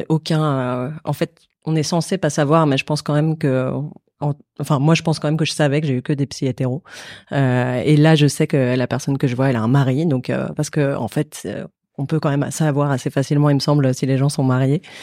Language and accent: French; Paris, Île-de-France, France; je suis une femme cis de 37 ans. Euh, je suis parisienne, je suis blanche, je suis lesbienne.